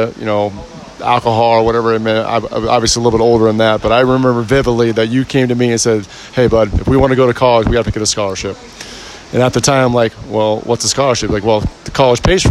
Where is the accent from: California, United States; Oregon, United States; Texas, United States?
California, United States; San Ramon; We grew up in the Bay Area. We were white boys playing in San Ramon